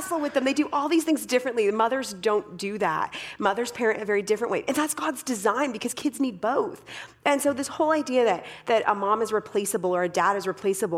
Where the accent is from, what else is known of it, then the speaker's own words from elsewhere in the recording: Canada; I am Canadian, but I do not speak French